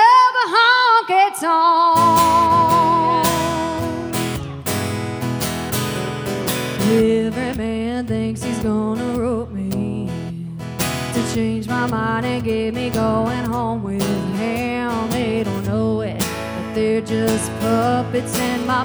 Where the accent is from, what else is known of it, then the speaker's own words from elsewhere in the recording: Texas, United States; moved away; I'm from Texas originally